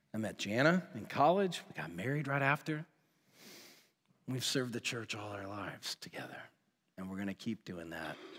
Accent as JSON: {"language": "English", "town": "Woodstock", "region": "Georgia", "country": "United States", "tie": "born or raised there", "said": "I was born and raised in Woodstock, Georgia, which is just outside of Atlanta."}